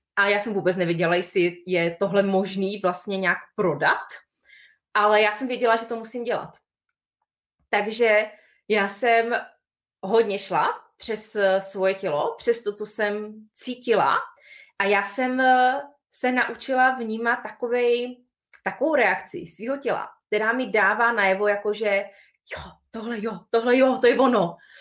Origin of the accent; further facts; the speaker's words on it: Bohemia, Czechia; u nás, v Čechách